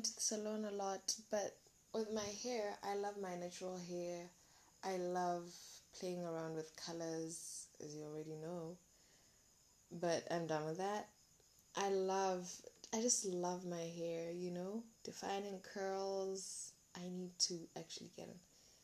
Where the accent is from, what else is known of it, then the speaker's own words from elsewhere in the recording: Molepolole, Kweneng District, Botswana; I'm from Malepolola, guys. I'm a Mokwena. I'm a Mokwena girl. So I'm from Malepolola.